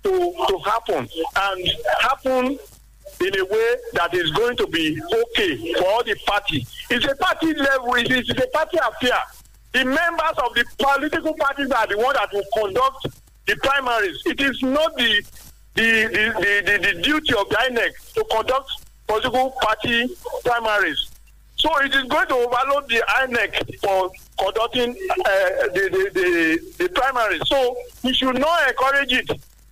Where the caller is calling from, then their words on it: Nigeria; I'm calling from Songo.